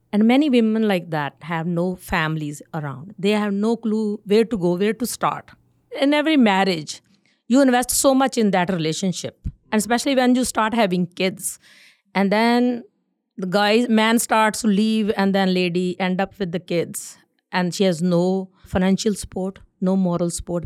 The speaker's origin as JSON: {"language": "English", "region": "North India", "country": "India", "moved": "as an adult", "lives_now": "Winnipeg, Canada", "said": "I'm from North India"}